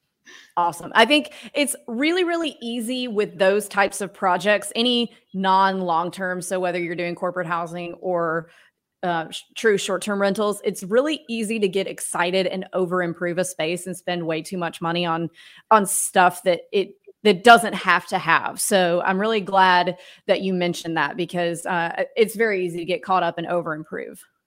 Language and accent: English; Mississippi, United States; I grew up in Mississippi